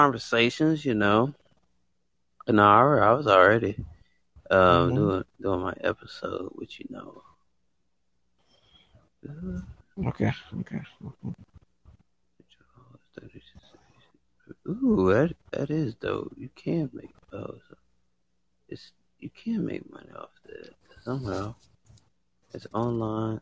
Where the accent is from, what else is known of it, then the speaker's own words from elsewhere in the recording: United States; I actually stay in the United States. I was born in the United States